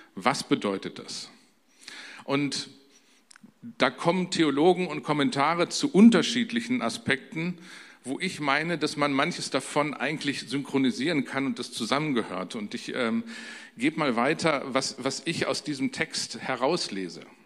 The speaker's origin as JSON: {"language": "German", "country": "Germany", "tie": "born or raised there", "said": "wie man so als typischer Deutscher in einer typisch deutschen Familie groß werden kann"}